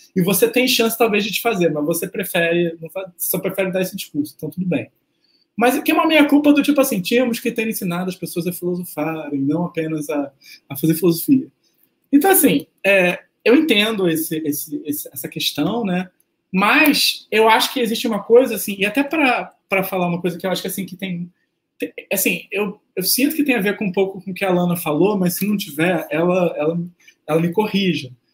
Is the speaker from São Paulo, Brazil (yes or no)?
no; Rio de Janeiro, Brazil; eu sou do Rio